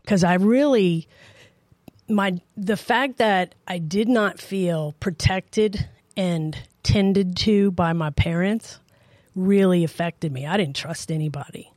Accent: New Orleans, Louisiana, United States; also born or lived in Tacoma, Washington; now in Idaho, United States; I was raised in New Orleans

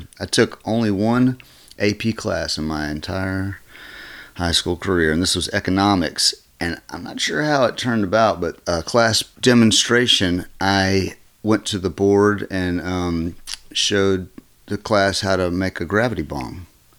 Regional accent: Lynchburg, Virginia, United States; born there; I was born in Lynchburg, Virginia.

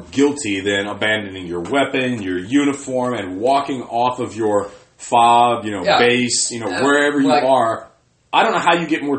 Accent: United States; I am proud as fuck to be an American.

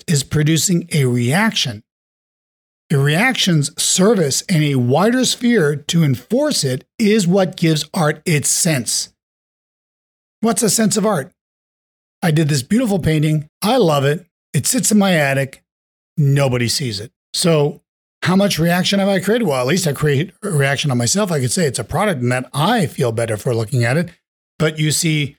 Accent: New York, United States; In New York, my hometown

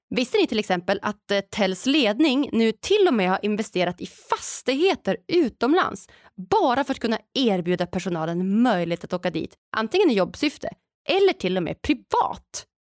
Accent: Norrland, Sweden; framtidslandet Norrland där jag kommer ifrån

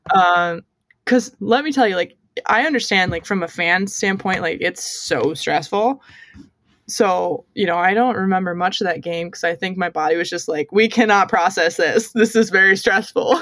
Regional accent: United States; also born or lived in Montreal, Canada; I'm the American up here

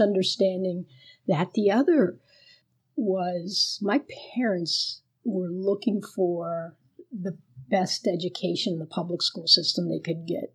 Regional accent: Miami, Florida, United States; first language Spanish; English is a second language; growing up in Miami

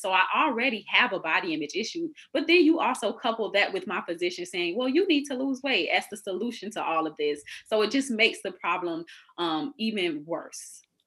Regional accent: Florida, United States; I'm originally from Florida.

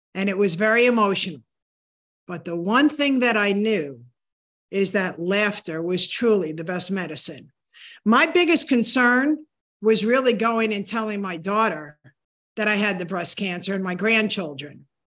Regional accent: New Hampshire, United States; moved away; New Hampshire was my hometown

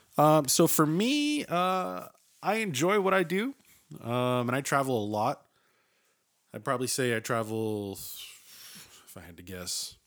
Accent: Massachusetts, United States; moved away; I'm originally from Massachusetts

